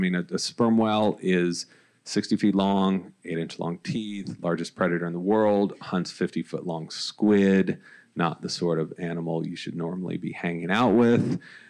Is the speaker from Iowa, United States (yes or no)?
no; California, United States; now in Los Angeles, United States; I grew up in Orange County.